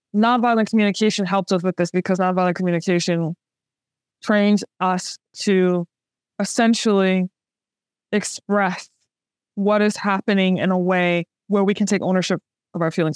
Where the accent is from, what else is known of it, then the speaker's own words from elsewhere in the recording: New Orleans, Louisiana, United States; I'm from New Orleans, the birthplace of jazz